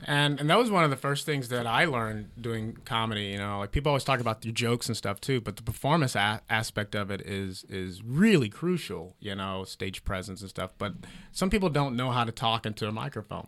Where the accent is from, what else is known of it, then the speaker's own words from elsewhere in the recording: Heflin, Alabama, United States; now in Los Angeles, United States; very small town called Heflin. Uh, but it is 15 minutes away from Talladega National Speedway